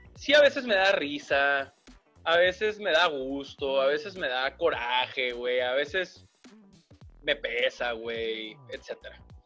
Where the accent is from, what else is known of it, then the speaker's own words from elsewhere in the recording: Mexicali, Baja California, Mexico; moved away as an adult; also born or lived in Monterrey; de niño en Mexicali